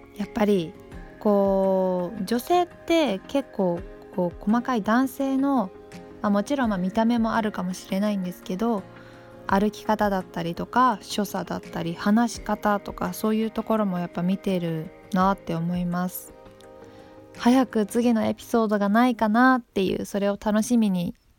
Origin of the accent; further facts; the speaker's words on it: Takayama, Gifu, Japan; 私の出身地の飛騨高山